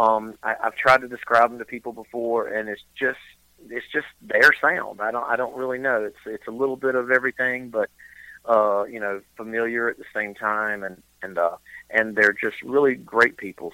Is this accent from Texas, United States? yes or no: no; eastern North Carolina, United States; also born or lived in Charlotte, North Carolina / Boone, North Carolina; born and raised in North Carolina, grew up in uh, eastern North Carolina